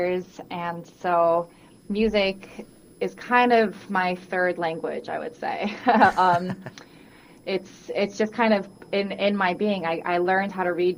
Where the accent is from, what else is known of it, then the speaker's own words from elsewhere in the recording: Guam; now in New York City, United States; I was born and raised on Guam